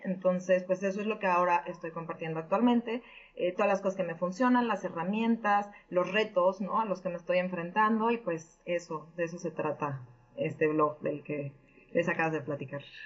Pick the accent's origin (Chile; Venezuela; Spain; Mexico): Mexico; Mexico City; moved away as an adult; now in Connecticut, United States; soy de México DF.